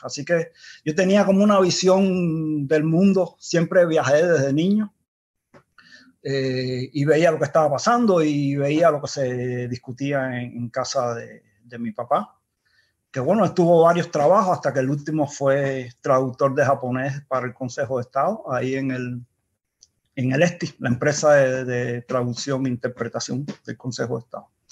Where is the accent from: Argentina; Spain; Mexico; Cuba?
Cuba; accent: Cuban; moved away; also born or lived in Denmark; nací en Dinamarca y de cinco meses me llevaron a Cuba